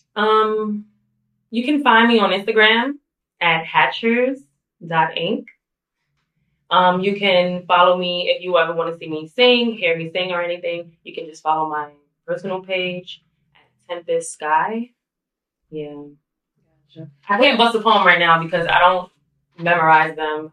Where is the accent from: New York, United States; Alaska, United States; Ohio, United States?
New York, United States; New York City; I grew up, I was born and raised, obviously, in Brooklyn, New York